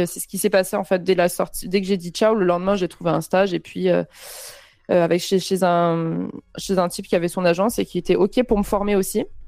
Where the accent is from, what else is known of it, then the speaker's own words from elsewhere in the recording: Avignon, Provence-Alpes-Côte d'Azur, France; moved away as an adult; also born or lived in Montpellier; now in Paris, France; je viens d'Avignon et j'ai fait 8 ans de, ans à Montpellier